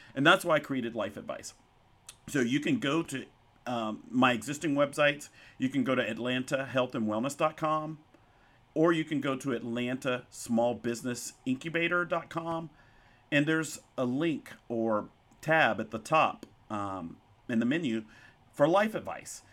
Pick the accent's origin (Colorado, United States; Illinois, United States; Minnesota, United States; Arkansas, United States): Arkansas, United States; Pine Bluff; also born or lived in White Hall, Arkansas / Bentonville, Arkansas; where I grew up, um, in Whitehall and Pine Bluff, Arkansas.